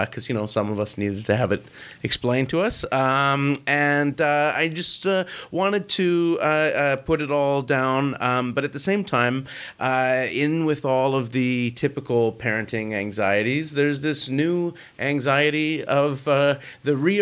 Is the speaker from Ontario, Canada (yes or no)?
no; Vancouver, British Columbia, Canada; I'm from Vancouver